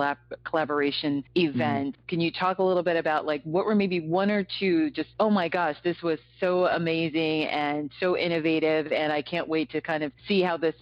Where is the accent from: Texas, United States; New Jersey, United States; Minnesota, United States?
Minnesota, United States; my home state, Minnesota